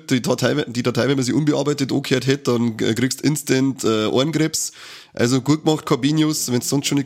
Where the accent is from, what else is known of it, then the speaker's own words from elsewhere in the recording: Bavaria, Germany; Und in Bayern sagt man oder bei uns in Niederbayern nur als Ruch kommst durch.